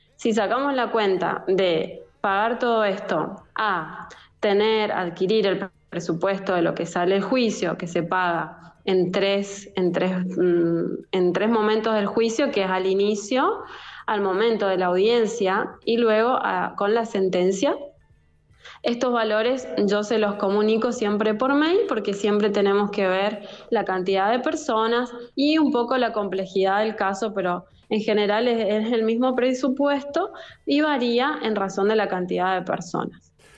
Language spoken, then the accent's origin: Spanish; Argentina; now in Italy; yo soy abogada argentina